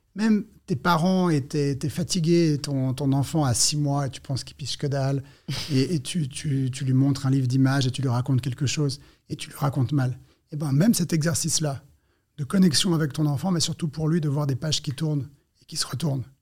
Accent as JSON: {"language": "French", "country": "Switzerland", "said": "Je suis suisse"}